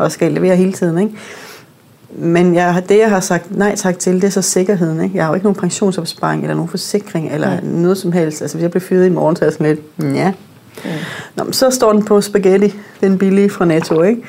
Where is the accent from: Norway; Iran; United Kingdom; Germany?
Norway; Northern Norway; moved away; jeg er vokset op i Nordnorge, som min far er same, så jeg har hele min familie er samer